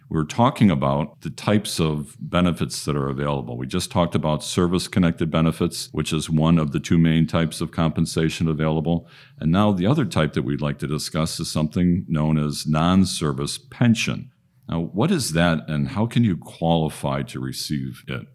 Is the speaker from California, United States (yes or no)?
no; Detroit, Michigan, United States; we're both from the Detroit area and fans of Michigan football.